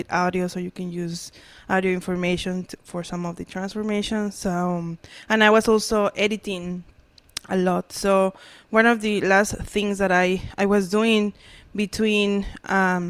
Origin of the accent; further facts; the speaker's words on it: central Mexico, Mexico; moved away as an adult; now in Hamilton, Canada; But I'm originally from Mexico, like from the center. Like, it's not Mexico City, but it's not that far from Mexico City.